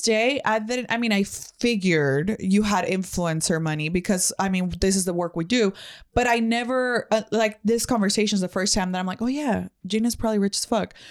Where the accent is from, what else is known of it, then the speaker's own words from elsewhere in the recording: Mexico; English is a second language; moved away; I come from Mexico, Mexico. I didn't know English till I was thirteen